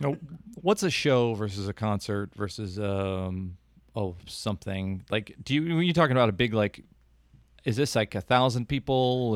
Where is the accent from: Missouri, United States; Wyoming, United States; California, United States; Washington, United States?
Missouri, United States; Kansas City; growing up in Kansas City